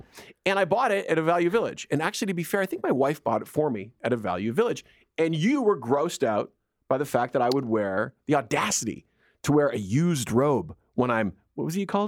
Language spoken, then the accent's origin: English; Edmonton, Alberta, Canada; also born or lived in Nova Scotia; When I was a kid, I grew up in Edmonton. I was born in Nova Scotia, but I grew up in Edmonton.